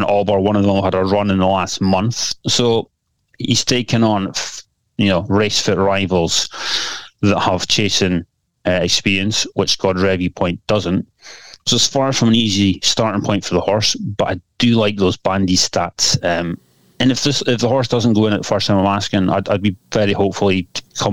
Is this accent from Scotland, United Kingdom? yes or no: yes; Scotland, United Kingdom; I can say that as a Scotsman